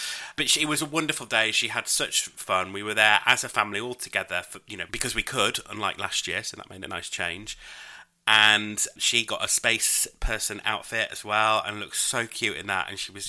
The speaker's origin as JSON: {"language": "English", "country": "United Kingdom", "said": "I'm British."}